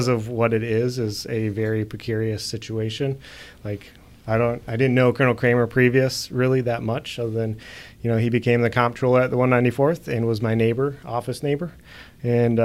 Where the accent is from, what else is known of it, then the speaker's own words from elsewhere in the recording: Minnesota, United States; in high school, I was from Minnesota, yeah. So we don't have a lot of mountains there.